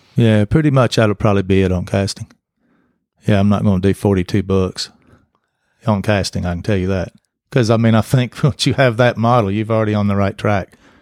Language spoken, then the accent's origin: English; Greeneville, Tennessee, United States; also born or lived in Saint Louis, Missouri / Salem, Missouri; I grew up in Greenville